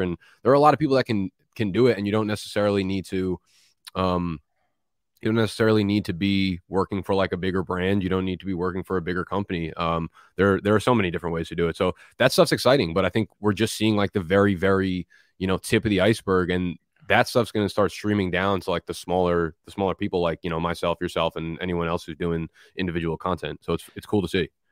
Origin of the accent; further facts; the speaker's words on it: New Jersey, United States; also born or lived in Brooklyn, New York; now in Manhattan, United States; I was born in Brooklyn, and when I, and I grew up in Jersey, and when I moved back from Jersey into New York, it was back into Brooklyn.